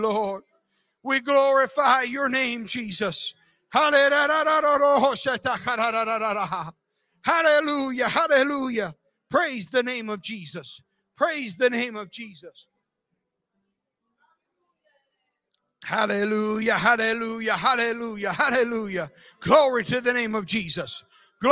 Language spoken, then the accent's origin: English; United States; I am an American and very proud to be an American